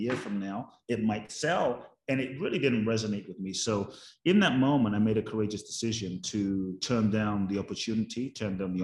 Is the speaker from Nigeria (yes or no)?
no; London, United Kingdom; I grew up in London